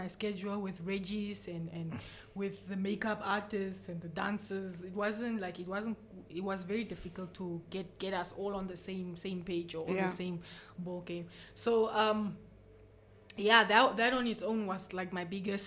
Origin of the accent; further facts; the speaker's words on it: Karibib, Erongo, Namibia; also born or lived in Usakos; I had such an amazing childhood in Karibab.